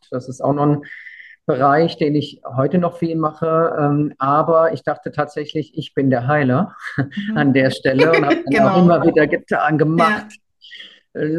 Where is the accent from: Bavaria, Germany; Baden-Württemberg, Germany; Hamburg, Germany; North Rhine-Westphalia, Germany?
Baden-Württemberg, Germany; Weinheim; ich komme aus der Heidelberger Gegend und. Ein Kurpfälzer. Kurpfälzer, genau. Eigentlich Weinheimer und ja.